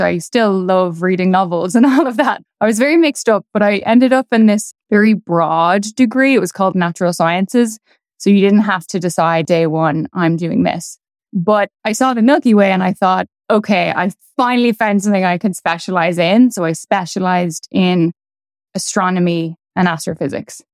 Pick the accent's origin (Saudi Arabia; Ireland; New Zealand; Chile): Ireland; Dublin, Leinster; moved away as an adult; also born or lived in Edinburgh; now in New York City, United States; I grew up in Dublin